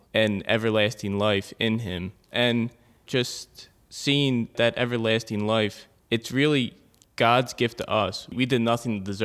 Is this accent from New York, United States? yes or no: no; Philadelphia, Pennsylvania, United States; I was born and raised in Northeast Philadelphia, St. Dominic's Parish